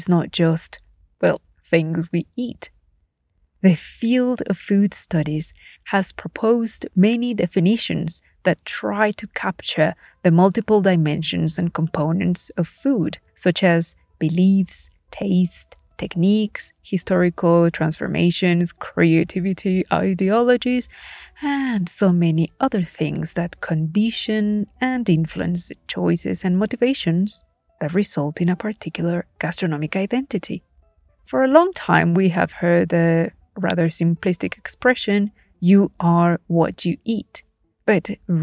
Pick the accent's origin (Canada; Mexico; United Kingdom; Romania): Mexico; Puebla; I am indeed a proud born and bred Poblana.